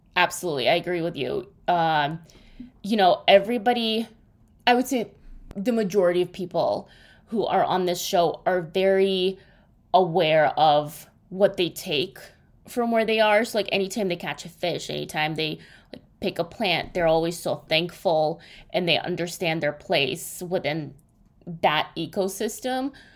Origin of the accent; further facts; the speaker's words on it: Russia; moved away; when I grew up in Russia